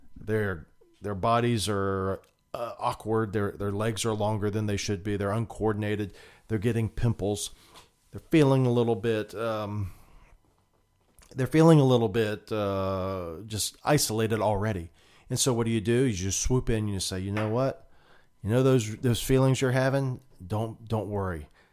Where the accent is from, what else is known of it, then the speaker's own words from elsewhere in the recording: United States; we as a American people